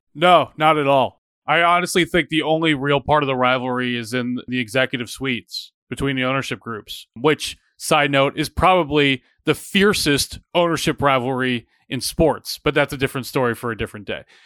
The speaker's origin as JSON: {"language": "English", "town": "Atlanta", "region": "Georgia", "country": "United States", "tie": "born or raised there", "moved": "yes", "said": "I grew up in a city that's on an, on an island in Atlanta where there's, you're not nearby any team."}